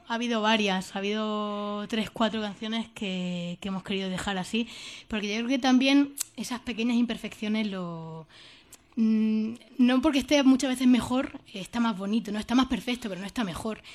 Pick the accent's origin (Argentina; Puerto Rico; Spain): Spain; Jaraíz de la Vera, Extremadura